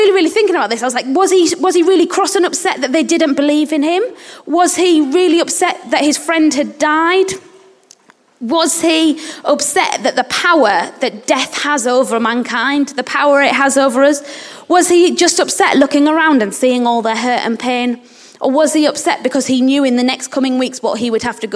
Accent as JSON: {"language": "English", "region": "England", "country": "United Kingdom", "also_born_or_lived": "Uganda", "said": "in England we're really, really, or as British people, we're really reserved"}